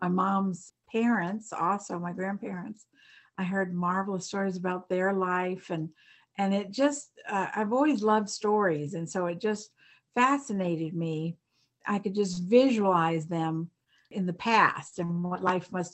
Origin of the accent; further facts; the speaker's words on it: Charleston, South Carolina, United States; also born or lived in Durham, North Carolina / Virginia; then down to South Carolina, to Charleston. And so I was really raised down there